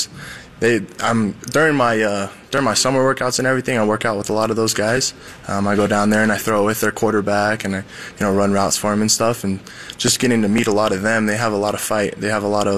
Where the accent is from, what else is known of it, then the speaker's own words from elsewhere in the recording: Southern Utah, United States; now in Provo, United States; That's my hometown right there